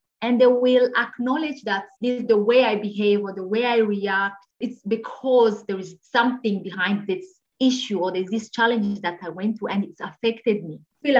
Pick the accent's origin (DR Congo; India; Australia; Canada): DR Congo; born there; English is a second language; Myself, I speak more than 6 languages. I was born in the Congo, so I speak Swahili, I speak Lingala, I speak French, I speak Kinyarwanda.